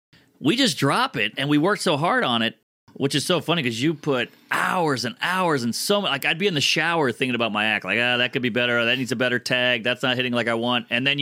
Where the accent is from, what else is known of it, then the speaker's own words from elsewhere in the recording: New Orleans, Louisiana, United States; I'm from New Orleans, man.